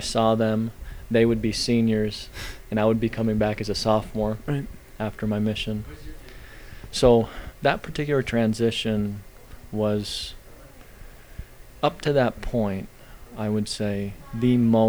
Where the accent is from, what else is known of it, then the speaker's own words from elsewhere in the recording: Elma, Washington, United States; also born or lived in Denver, Colorado; now in Rexburg, United States; I was born in Denver, Colorado, but grew up in Western Washington, Elma, Washington, E-L-M-A, and currently live in Rexburg, Idaho.